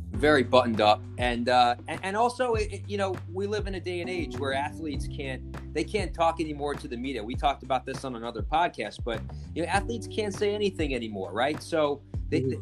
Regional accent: New York, United States; I'm from New York

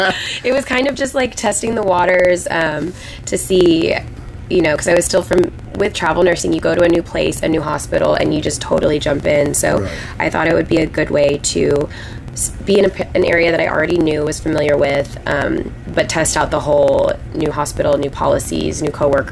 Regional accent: Dallas, Texas, United States; I am originally from the Dallas area. I grew up like in the suburbs, a little bit north, and I officially call Dallas my home, but I am a travel nurse, so I kind of bop around place to place.

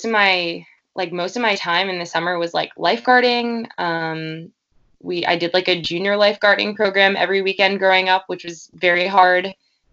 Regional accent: Glen Cove, New York, United States; also born or lived in Montauk, New York; I grew up sort of in Glen Cove, sort of in Montauk.

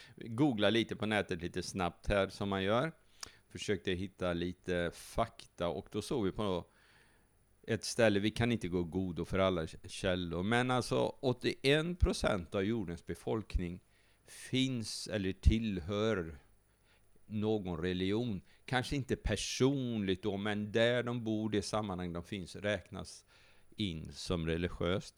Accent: Sweden; vi är som svenskar

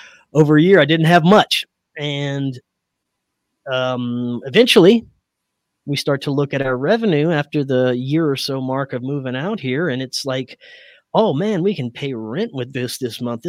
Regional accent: Louisiana, United States; moved away; I grew up in Louisiana

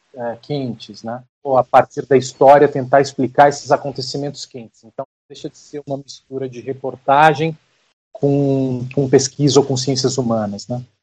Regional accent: Brazil; a gente, é, como brasileiro

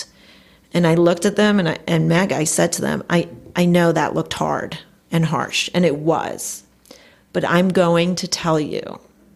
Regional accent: Passaic County, New Jersey, United States; also born or lived in Cherry Hill area, New Jersey; I grew up in North Jersey in Passaic County.

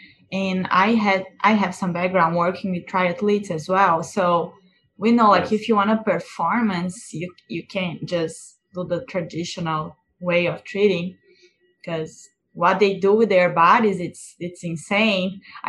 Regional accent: Florianópolis, Santa Catarina, Brazil; So it's interesting because I'm from Florianópolis, South Brazil, and yes, we have Ironmans every year.

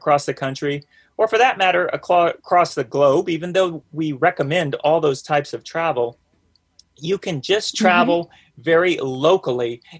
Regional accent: the South, United States; accent: Southern; now in North Georgia, United States; we're we're from the South, both myself and my ray of sunshine, as I like to call her. And she has much more of a Southern accent than myself

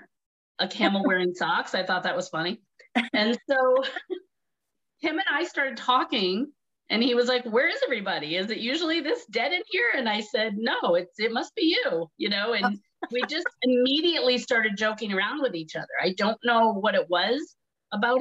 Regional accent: Massachusetts, United States; moved away as an adult; also born or lived in New York City; I'm from Massachusetts, but I went to New York City to go to college for acting

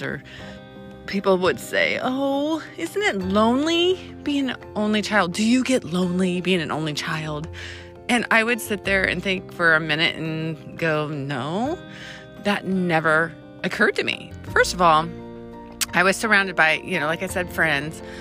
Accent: San Diego, California, United States; also born or lived in El Cajon / Santee; I was born and raised in San Diego

